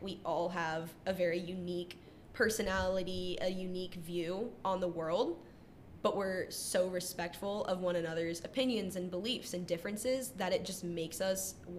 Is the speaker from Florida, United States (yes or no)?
yes; Jacksonville, Florida, United States; moved away as an adult; now in Michigan, United States; I grew up in Florida my entire life